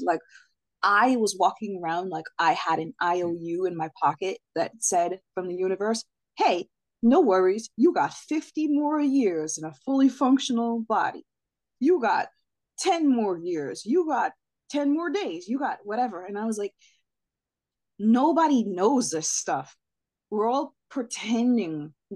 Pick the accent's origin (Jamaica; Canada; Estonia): Jamaica; I'm Jamaican